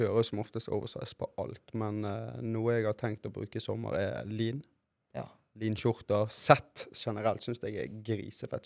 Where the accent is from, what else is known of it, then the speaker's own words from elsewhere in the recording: Norway; also born or lived in Brazil (ancestry); her hjemme i Norge